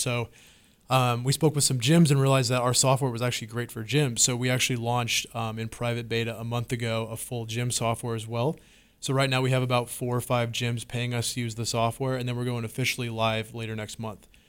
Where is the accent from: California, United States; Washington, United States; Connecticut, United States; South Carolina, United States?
Washington, United States; moved away as an adult; now in Austin, United States; I'm from Washington State. Um, West Coast my whole life, and moved to Texas finally about, uh, two years ago